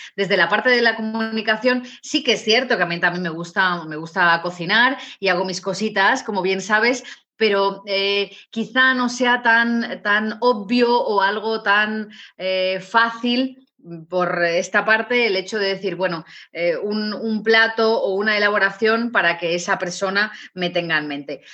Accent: León, Castile and León, Spain; yo soy de origen de León, yo nací en León

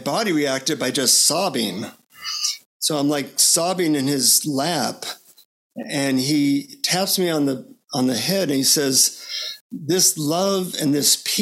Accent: United States; from the United States

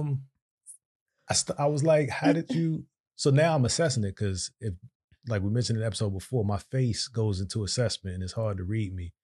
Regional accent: Virginia, United States; moved away; we're from Virginia

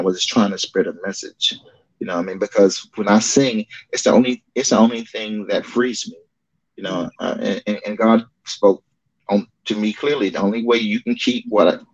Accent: New Bern, North Carolina, United States; moved away; ended up getting with a group called The Chosen Few out of my hometown, New Bern, North Carolina

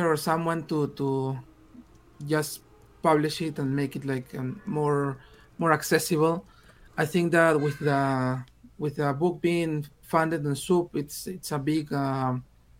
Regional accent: Peru; English is a second language; I'm from Peru, and I started writing in English.

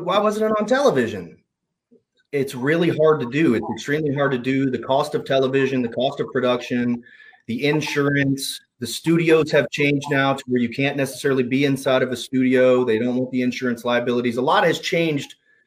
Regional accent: Memphis, Tennessee, United States; I was born and raised in Memphis, Tennessee

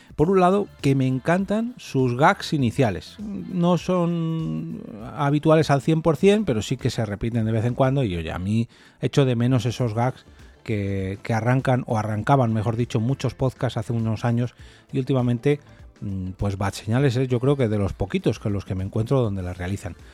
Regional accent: Madrid, Community of Madrid, Spain; yo soy de Madrid

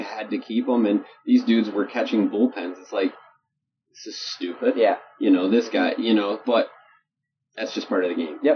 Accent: Chicago, Illinois, United States; moved away; also born or lived in Holland, Michigan; growing up in Chicago, in the 80s and 90s

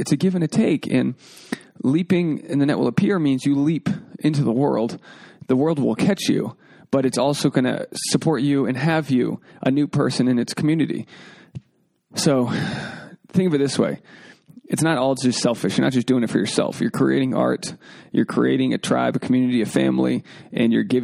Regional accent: Newport, Rhode Island, United States; I'm from Newport, which is like surrounded. It's on Aquidneck Island

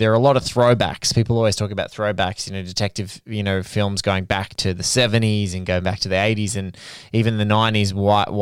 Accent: Sydney, New South Wales, Australia; I'm seeing it in my hometown

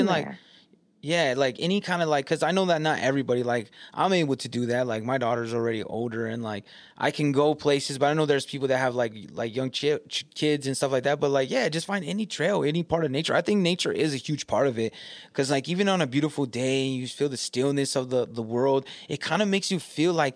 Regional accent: California, United States; moved away as an adult; now in Michigan, United States; I'm from California now

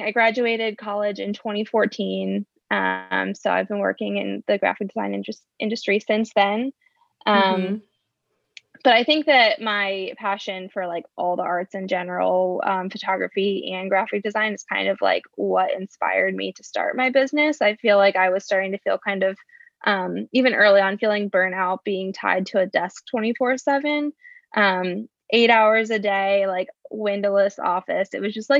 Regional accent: Mechanicsburg, Pennsylvania, United States; moved away as an adult; now in Lancaster, United States; I'm actually originally from a small town called Mechanicsburg, Pennsylvania, which is about an hour outside of Lancaster

